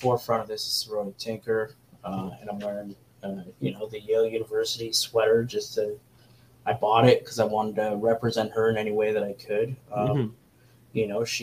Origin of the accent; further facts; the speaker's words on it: Canada; as a Canadian